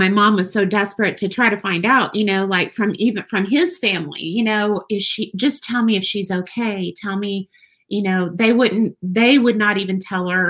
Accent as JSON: {"language": "English", "region": "West Texas", "country": "United States", "tie": "born or raised there", "also_born_or_lived": "Weatherford, Oklahoma", "said": "born in Weatherford, Oklahoma, but I was raised in West Texas. I'm a West Texas girl, diehard. I grew up all over West Texas"}